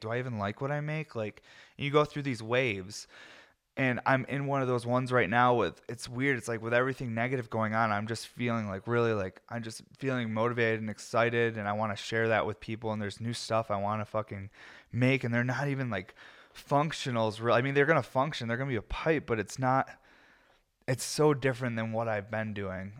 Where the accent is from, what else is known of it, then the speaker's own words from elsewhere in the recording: New York, United States; I'm American and I'm from New York